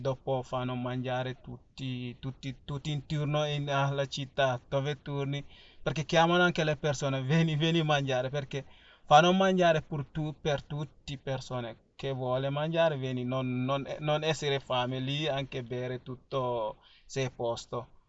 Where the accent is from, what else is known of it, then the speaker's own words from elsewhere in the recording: Senegal; first language Fula; Italian is a second language; now in Italy; poi abbiamo altre lingue, si chiama Wolof, quello si parlano quasi tutti in Senegal, così, e dopo abbiamo tanti lingue diversi di, di, ah, dialetto, perché abbiamo Fula come mia lingua madre